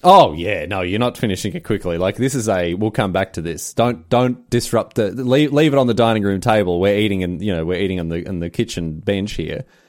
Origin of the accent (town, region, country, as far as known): Victoria, Australia